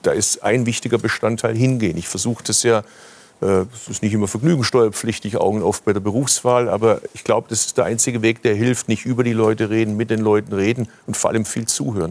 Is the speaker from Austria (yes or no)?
no; Stuttgart, Baden-Württemberg, Germany; Ich komme aus dem Automobilstandort Stuttgart. Wir haben das Auto erfunden in Baden-Württemberg, sind wir auch stolz drauf